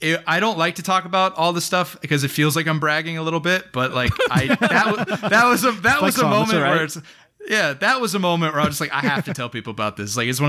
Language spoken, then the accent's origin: English; New Jersey, United States; also born or lived in Indiana; I'm originally from New Jersey and then made a 14-year pit stop in Indiana. So I've made my way across the country all over here.